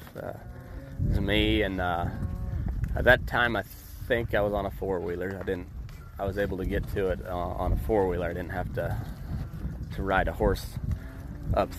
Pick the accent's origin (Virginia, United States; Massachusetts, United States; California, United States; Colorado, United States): Colorado, United States; Two Buttes; I'm from the Great Plains, there we've got one mountain in the county I'm from, and it's actually a butte, two buttes, Colorado